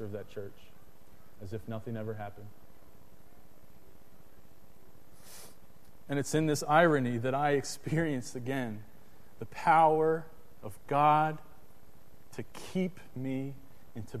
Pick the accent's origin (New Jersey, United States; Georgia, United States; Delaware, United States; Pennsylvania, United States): Pennsylvania, United States; Harrisburg; when I was a kid, my family, we grew up in Harrisburg, Pennsylvania